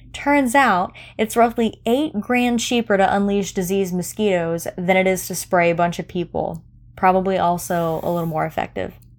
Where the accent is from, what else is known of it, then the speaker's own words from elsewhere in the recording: Florida, United States; I grew up in Florida